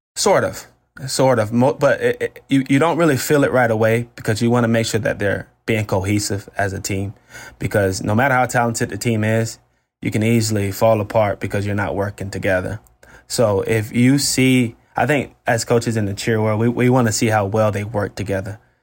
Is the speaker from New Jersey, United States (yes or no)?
no; Florida, United States; I'm a Florida State guy 'cause I'm from Florida